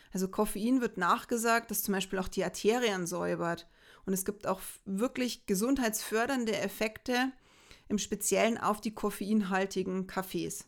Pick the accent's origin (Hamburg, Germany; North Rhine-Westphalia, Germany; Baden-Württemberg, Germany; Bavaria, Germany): Bavaria, Germany; bei uns in Bayern.